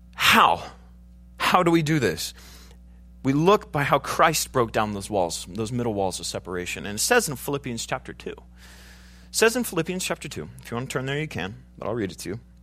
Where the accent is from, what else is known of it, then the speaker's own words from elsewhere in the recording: United States; I'm an American